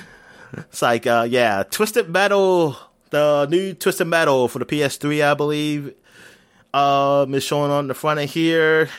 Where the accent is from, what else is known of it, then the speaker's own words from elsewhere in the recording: United States; I'm American